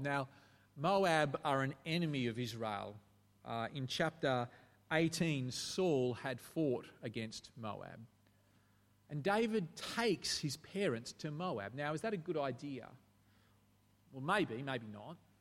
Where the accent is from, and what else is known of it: Australia